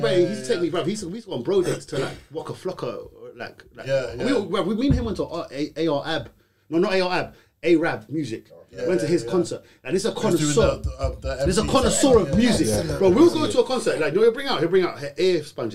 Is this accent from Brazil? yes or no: no; London, United Kingdom; We're from Mozart. We used to go to fucking youth clubs in St. Raphs